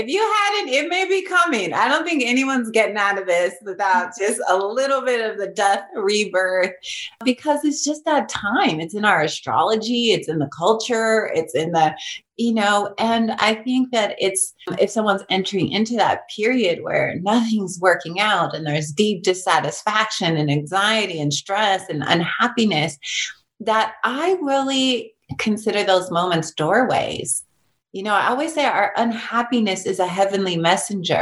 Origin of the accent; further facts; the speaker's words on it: Long Beach, California, United States; I grew up in East Long Beach and it was all this chaos